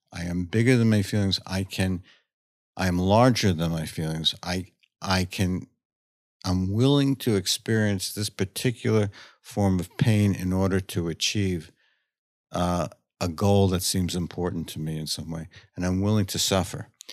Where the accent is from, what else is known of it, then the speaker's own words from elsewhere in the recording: New York, United States; I grew up in New York.